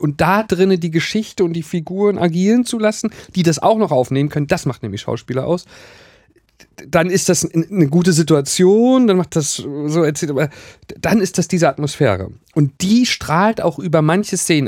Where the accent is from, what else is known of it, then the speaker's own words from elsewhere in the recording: Wismar, Mecklenburg-Vorpommern, Germany; moved away; also born or lived in Rostock; bei uns in Wismar